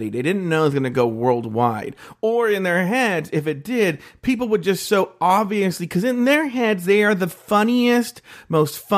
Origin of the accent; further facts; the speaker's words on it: Australia; That's what I like to do because I'm Australian yeah.